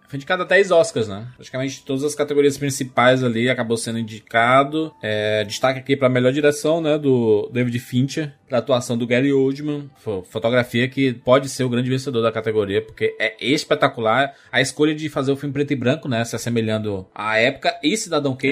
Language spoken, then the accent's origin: Portuguese; Northeast Region, Brazil; a gente é nordestino